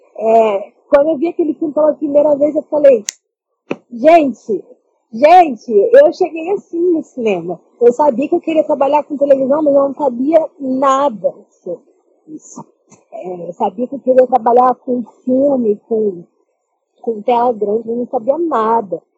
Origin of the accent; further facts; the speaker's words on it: Baixada Fluminense, Rio de Janeiro, Brazil; Eu sou da Baixada Fluminense, do Rio de Janeiro